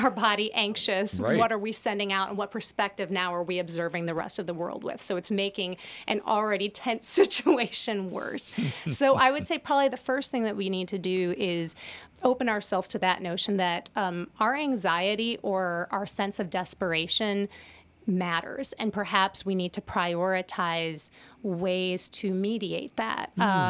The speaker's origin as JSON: {"language": "English", "country": "United States", "said": "as American, I'm speaking from my American experience"}